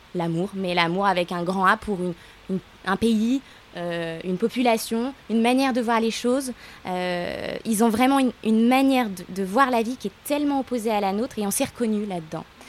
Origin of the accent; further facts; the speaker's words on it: Lyon, Auvergne-Rhône-Alpes, France; now in Aix-en-Provence, France; à l'origine, je suis lyonnaise